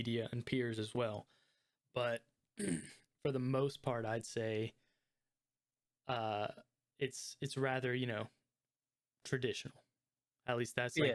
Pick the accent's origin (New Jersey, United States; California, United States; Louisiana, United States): Louisiana, United States; Lafayette; I grew up in Lafayette, Louisiana